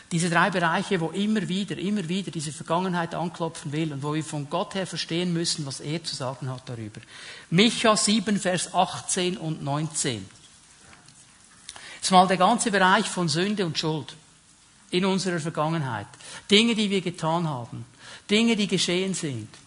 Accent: Switzerland; Also ich fühle mich auch nicht jeden Tag als Schweizer. Bin trotzdem einer, oder? Okay, ein halber, ein halber Italiener auch noch.

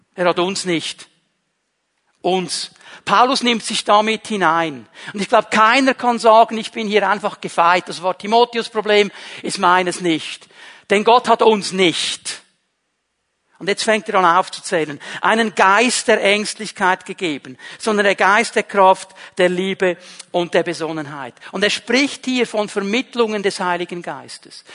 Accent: Zurich, Switzerland; accent: Zürichdeutsch; first language Swiss German; now in Bern, Switzerland; ich bin aufgewachsen in einem kleinen Bauerndorf und wir waren eine der wenigen Familien mit einem italienischen Vater, einer Schweizer Mutter. Ich bin in der Schweiz geboren. Ich kannte Italien nur von den Ferien. Ich kann auch nicht gut Italienisch, Schweizerdeutsch, Zürichdeutsch. So habe ich gelernt zu reden

